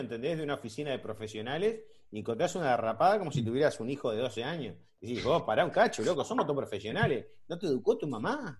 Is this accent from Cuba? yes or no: no; Uruguay; Los uruguayos somos gente de mierda